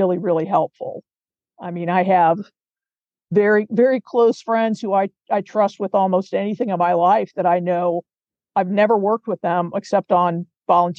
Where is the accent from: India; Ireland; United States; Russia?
United States; Cincinnati, Ohio; I grew up in Cincinnati